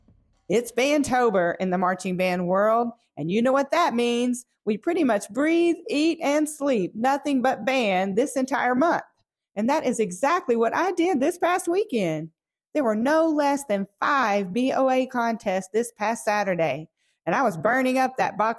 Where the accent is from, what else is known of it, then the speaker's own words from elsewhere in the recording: Bartlett, Tennessee, United States; my hometown and the Bartlett Panther Band from Bartlett, Tennessee